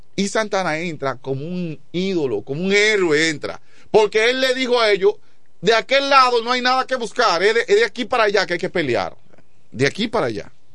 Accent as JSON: {"language": "Spanish", "region": "La Romana", "country": "Dominican Republic", "said": "la romana, mi pueblo."}